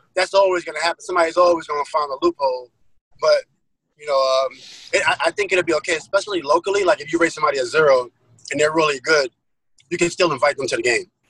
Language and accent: English; New York City, New York, United States; I'm from Queens